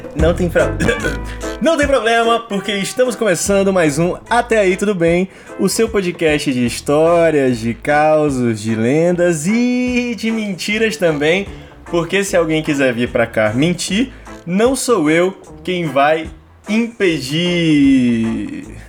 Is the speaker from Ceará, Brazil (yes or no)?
yes; Fortaleza, Ceará, Brazil; sou um cara nascido e criado em Fortaleza